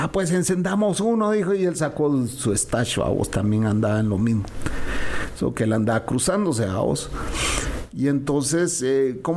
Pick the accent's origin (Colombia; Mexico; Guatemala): Guatemala; Le dije, oh, yo soy Chapín.